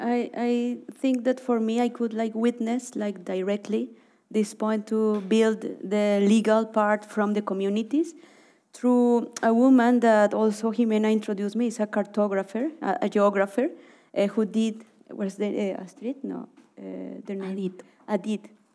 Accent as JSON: {"language": "English", "town": "Cali", "region": "Valle del Cauca", "country": "Colombia", "tie": "born or raised there", "also_born_or_lived": "Orinoco region", "moved": "as an adult", "said": "I grew up in Cali"}